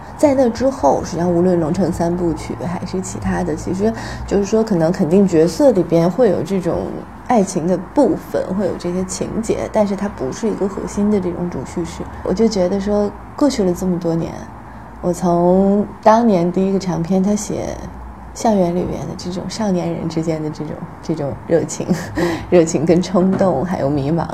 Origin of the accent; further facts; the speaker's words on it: Taiyuan, Shanxi, China; now in Beijing, China; 很像我的家乡，很像太原，然后那个北方的工业城市